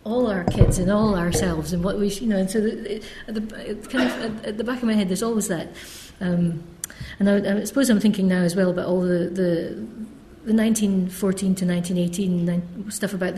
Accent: Scotland, United Kingdom; also born or lived in Cambridge; I'm Scots. I'm from Scotland

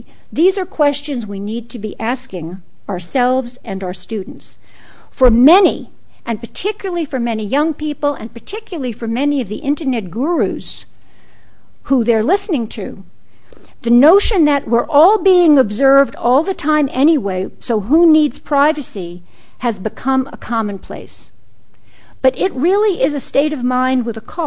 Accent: New York City, New York, United States; growing up in Brooklyn in the 1950s. That's when I grew up.

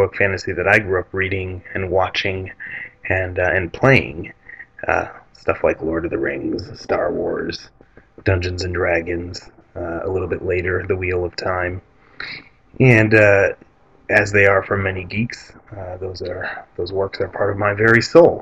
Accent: Detroit, Michigan, United States; I was born in Detroit in the 70s. I was part of a working class Arab American enclave there

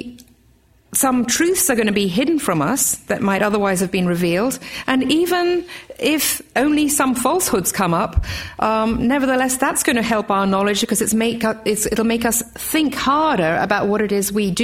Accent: Australia; also born or lived in England; I'm Australian as well as English.

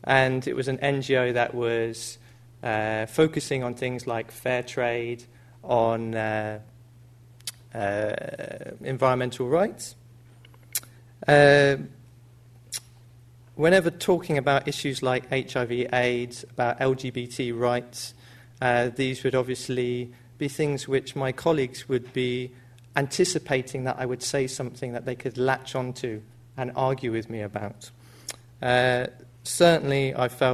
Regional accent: United Kingdom; a young person growing up in the British society

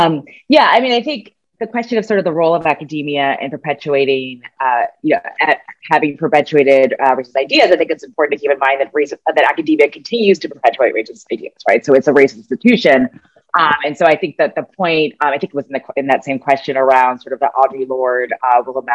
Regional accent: United States; as an American, as a U.S. citizen

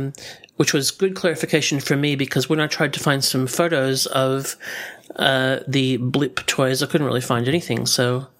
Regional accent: Illinois, United States; I'm not from Benton, Illinois. I'm just from Illinois.

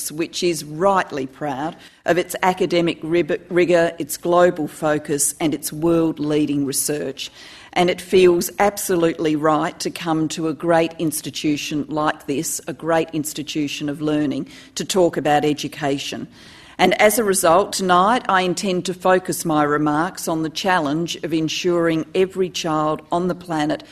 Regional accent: Adelaide, South Australia, Australia; also born or lived in Wales; my hometown of Adelaide

